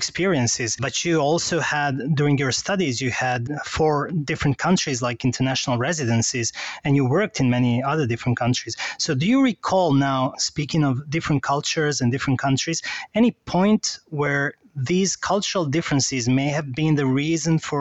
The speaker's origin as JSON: {"language": "English", "country": "Serbia", "said": "I'm from Serbia"}